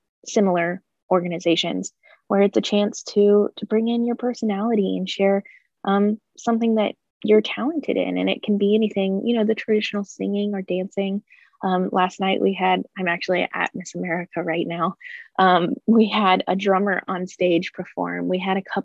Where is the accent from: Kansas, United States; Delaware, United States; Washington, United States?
Kansas, United States; Butler Community College area; calculus classes at Butler Community College in my hometown